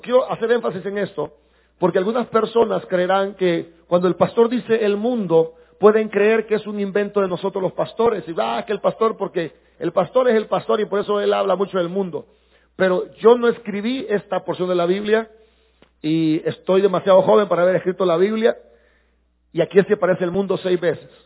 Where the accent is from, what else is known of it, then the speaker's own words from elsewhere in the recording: El Salvador; sí somos salvadoreños